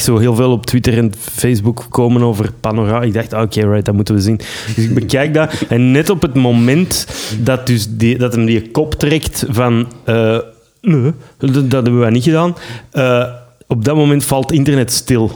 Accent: Belgium

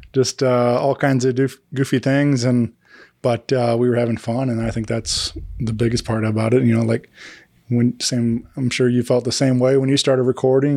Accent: Wentzville, Missouri, United States; my hometown. I grew up in Wentzville

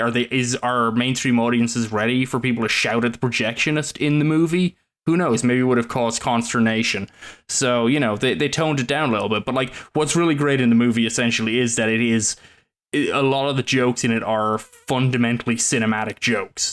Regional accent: Ireland; now in United States; that's just part of being Irish

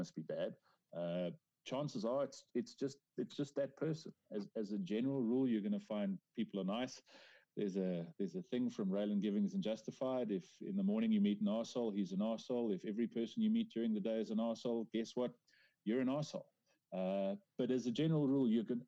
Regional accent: South Africa; as a South African man

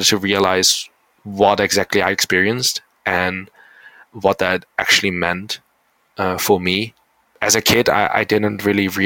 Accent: South Korea; I mean, where do you come from? I come from Korea. Oh why? Yeah, because my parents are adopted.

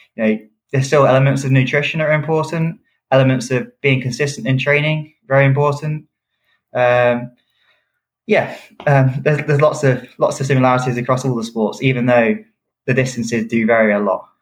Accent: United Kingdom; I'm a British athlete

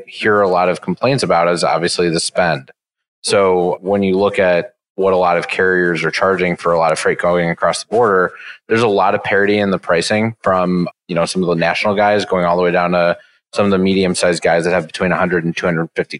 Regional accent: Chicago, Illinois, United States; also born or lived in Los Angeles, California / San Diego, California; Born and raised in Chicago, lived there almost my entire life, although I spent 4 years living in California.

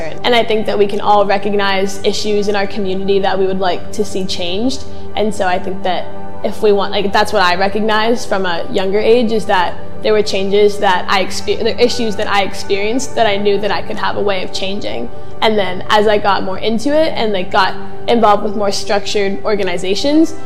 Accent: Mashpee, Massachusetts, United States; I grew up in Mashpee.

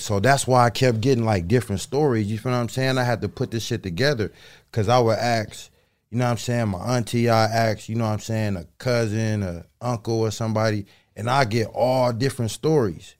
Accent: Los Angeles, California, United States; I'm from LA. I'm from South Central. You know what I'm saying? The Crenshaw District. You know what I'm saying? I grew up on 8th Ave

